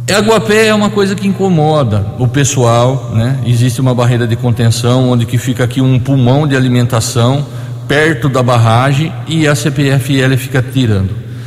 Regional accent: Borborema, São Paulo, Brazil; nós dois, por coincidência, somos da cidade de Borborema.

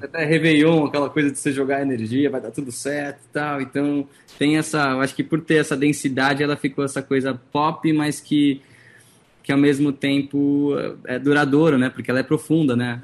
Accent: São Paulo, Brazil; first language Portuguese; also born or lived in San Diego, California, United States / Los Angeles, United States; Eu nasci em San Diego, na Califórnia. San Diego. E aí vim pequeno para o Brasil e, enfim, eu fiz os colégios todos aqui em São Paulo

